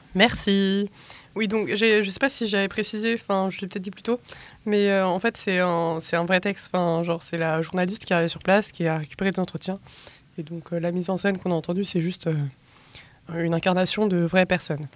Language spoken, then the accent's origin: French; Brittany, France; moi, je suis bretonne.